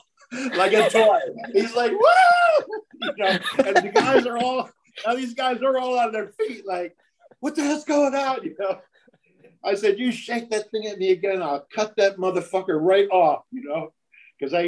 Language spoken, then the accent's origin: English; United States; being an American